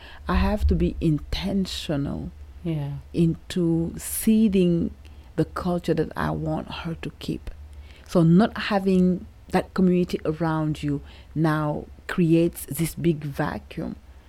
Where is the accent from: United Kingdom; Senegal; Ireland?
Senegal; moved away as an adult; now in United States; growing up in Senegal